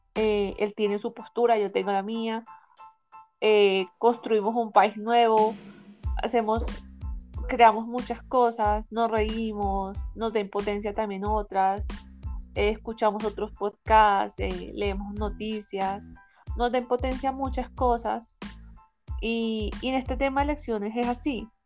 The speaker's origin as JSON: {"language": "Spanish", "country": "Colombia", "said": "los colombianos, las ciudadanas, los ciudadanos votamos"}